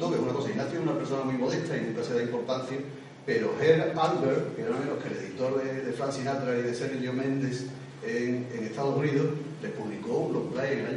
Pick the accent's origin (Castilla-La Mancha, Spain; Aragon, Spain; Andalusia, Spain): Andalusia, Spain; Seville; como casi todos los sevillanos, yo